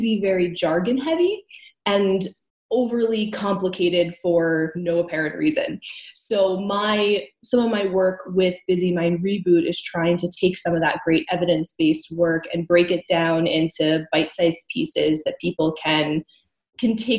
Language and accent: English; United States; now in Canada; I'm originally from the States